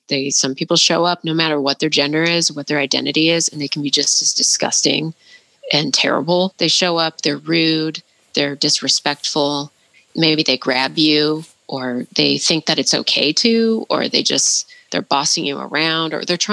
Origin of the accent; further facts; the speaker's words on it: Portland, Oregon, United States; my experience of growing up in Portland and being around a lot of white people